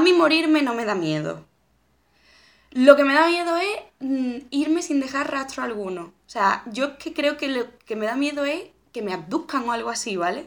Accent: a village near Seville, Andalusia, Spain; moved away as an adult; now in Madrid, Spain; antes cuando vivía en Sevilla, yo muchas veces iba de mi pueblo a Sevilla Capital en bici.

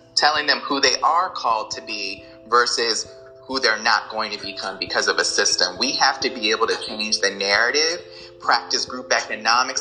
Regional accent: United States; Being African American, growing up in America

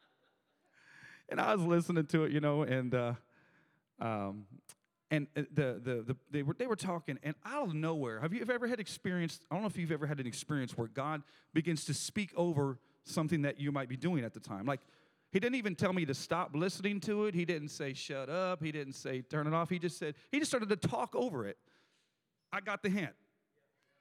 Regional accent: Tampa, Florida, United States; moved away as an adult; now in Tennessee, United States; I'm from Tampa, Florida

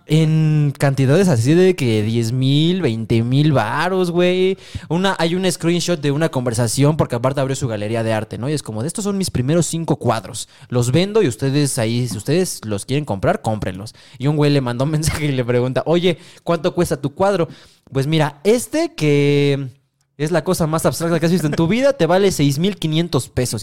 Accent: Mexico; aquí en el Mexa

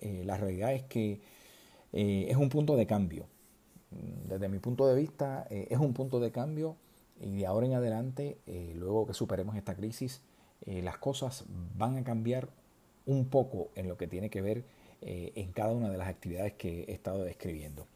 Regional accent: southern Puerto Rico, Puerto Rico; los que somos del sur de Puerto Rico

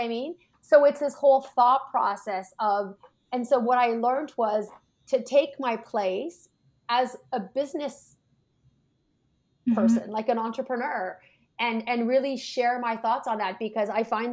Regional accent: Canada; we're Canadian

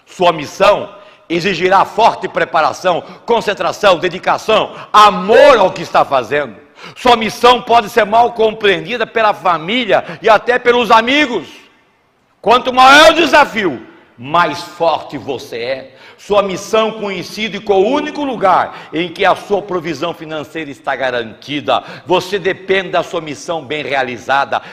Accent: São Paulo, Brazil; accent: paulista (interior de São Paulo); moved away as an adult; also born or lived in Santa Catarina; now in Florianópolis, Brazil; Eu sou paulista, moro no interior de São Paulo, vocês percebem pelo sotaque, mas optei por morar em Santa Catarina.

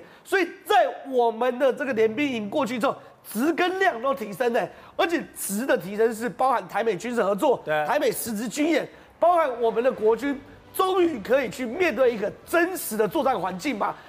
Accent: Taiwan; 这个沙滩是我们台湾人要守

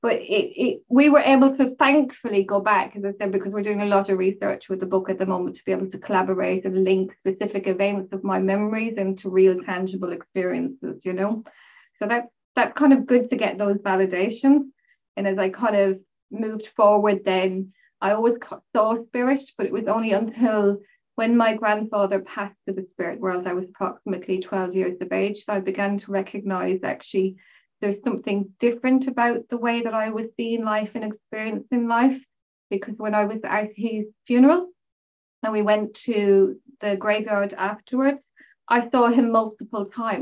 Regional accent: Mayo, Connacht, Ireland; also born or lived in Rochdale, North West England; I was born in Rochdale in Manchester and my family moved to Mayo when I was about 4 to 5 years of age

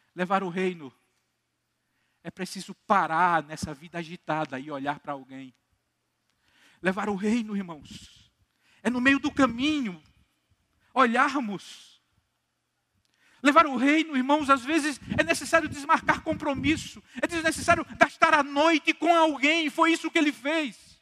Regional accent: Campina Grande, Paraíba, Brazil; also born or lived in Recife; eu sou daqui de Campina Grande, sou congregacional

